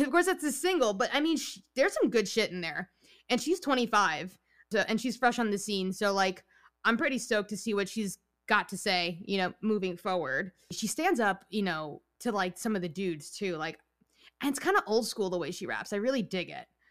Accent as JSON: {"language": "English", "region": "New York", "country": "United States", "said": "I'm from New York. I'm Italian and Puerto Rican"}